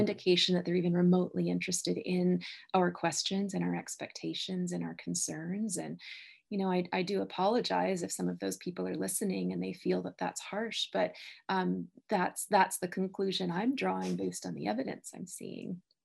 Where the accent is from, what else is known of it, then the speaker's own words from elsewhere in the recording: Canada; I'm a Canadian, that I'm a Canadian citizen